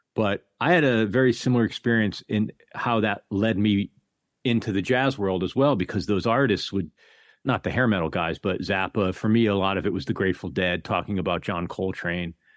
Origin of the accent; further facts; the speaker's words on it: New Haven, Connecticut, United States; I grew up outside of New Haven, Connecticut